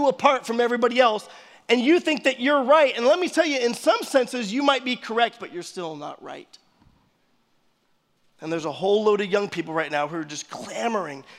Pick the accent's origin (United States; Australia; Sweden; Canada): United States; we're American.